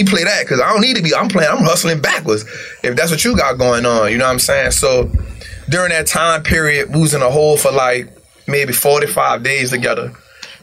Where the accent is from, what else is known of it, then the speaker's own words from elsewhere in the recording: New Orleans, Louisiana, United States; born and raised in New Orleans